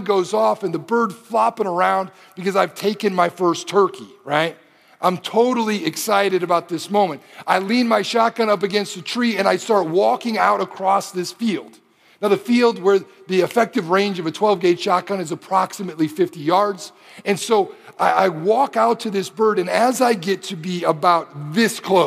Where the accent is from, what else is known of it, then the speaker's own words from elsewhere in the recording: Detroit, Michigan, United States; moved away as an adult; also born or lived in Springfield, Missouri; I grew up in Detroit